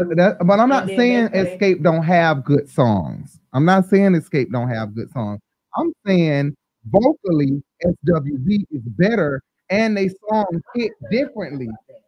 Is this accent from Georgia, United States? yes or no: yes; Decatur, Georgia, United States; I'm from Decatur. I mean, I'm born on the west side, but mostly raised in my life in Decatur on the east side.